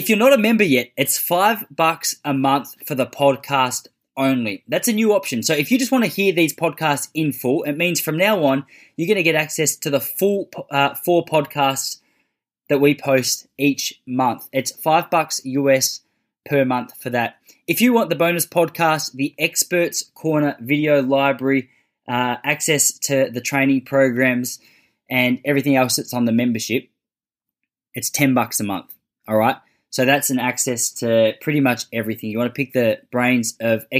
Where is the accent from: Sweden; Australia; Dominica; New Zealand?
Australia; Western Australia; growing up in Western Australia